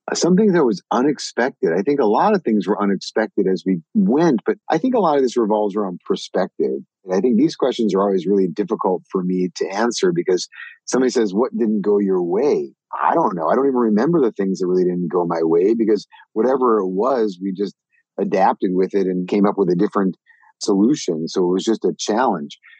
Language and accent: English; Minnesota, United States; moved away; I grew up in Minnesota